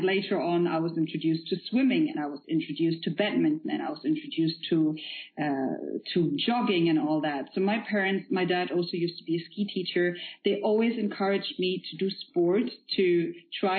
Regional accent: Germany; first language Polish; English is a second language; moved away as an adult; now in Dubai, United Arab Emirates; my parents are both from Poland, but I've been raised in Germany. I grew up in Germany

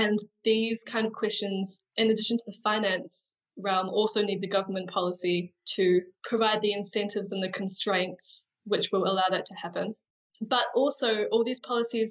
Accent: New Zealand; I am a New Zealander

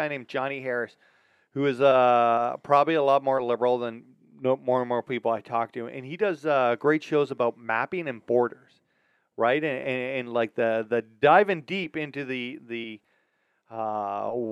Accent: Canada; up here being Canadian

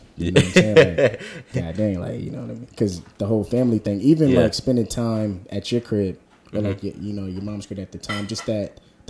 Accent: Beverly, United States; growing up in Beverly

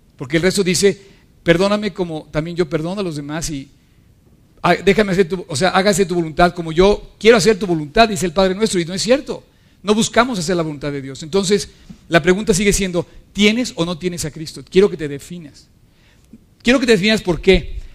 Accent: Mexico

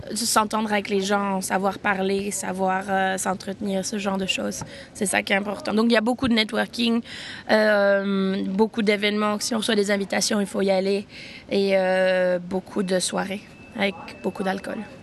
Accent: Switzerland; Je suis suisse.

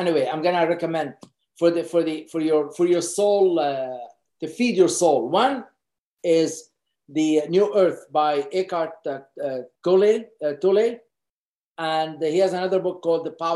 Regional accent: Beirut, Beirut Governorate, Lebanon; moved away as an adult; now in Canada; I grew up in Beirut, Lebanon

